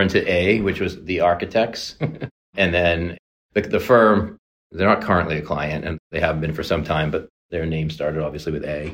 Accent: Boston, Massachusetts, United States; Born and raised in the Boston area

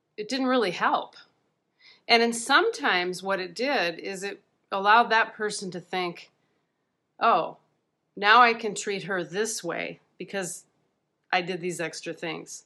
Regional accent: Midwest, United States; growing up in the Midwest

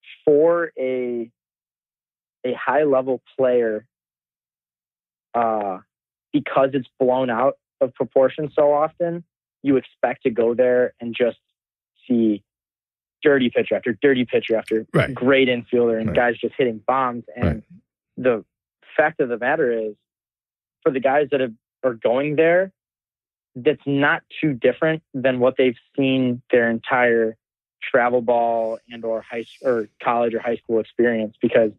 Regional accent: New York, United States; I'm from New York.

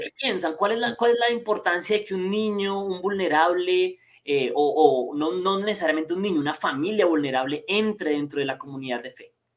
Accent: Colombia; soy colombiano, estoy desde Colombia

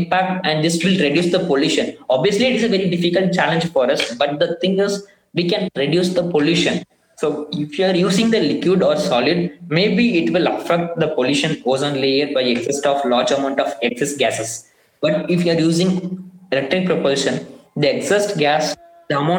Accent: Tamil Nadu, India; I'm from Tamil Nadu

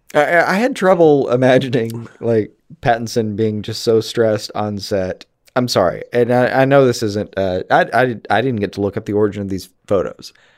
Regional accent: Alabama, United States; I'm from Alabama.

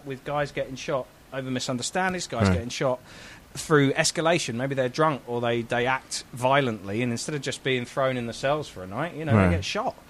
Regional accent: London, United Kingdom; I'm from London, and London's very metropolitan

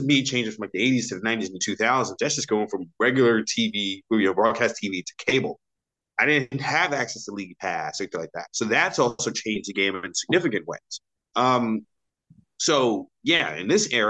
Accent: New York City, New York, United States; born and raised in New York City

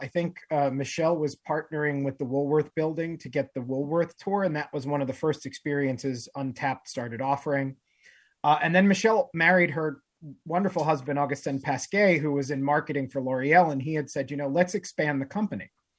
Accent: Hackensack, New Jersey, United States; moved away as an adult; also born or lived in Bronx, New York; now in New York, United States; So I was born 25 minutes outside of New York in Hackensack, New Jersey. And as I always say, don't hold that against me. But then I lived in New Jersey until I was 18 and moved to the Bronx to go to school at Fordham and never came back.

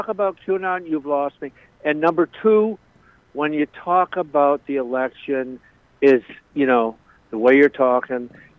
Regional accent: Boston, Massachusetts, United States; I'm from Boston, right?

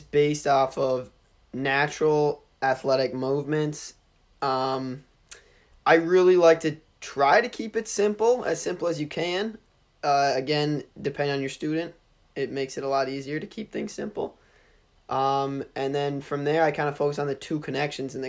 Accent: Canton, New York, United States; Partridge Run, which is a course in my hometown, Canton, New York

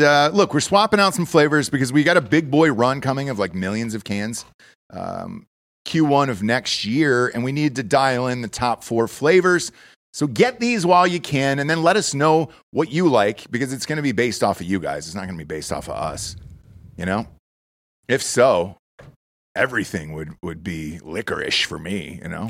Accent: United States; I'm an American

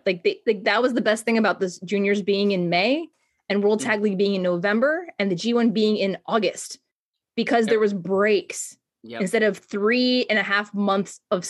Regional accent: United States; I'm American.

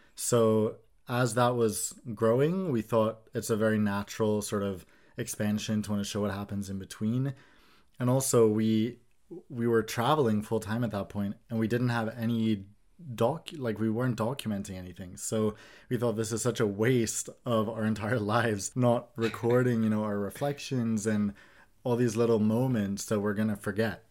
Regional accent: Sweden

